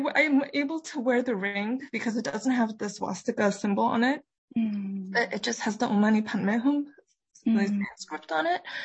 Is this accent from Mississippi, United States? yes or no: no; New York City, New York, United States; we mm. were growing up in New York City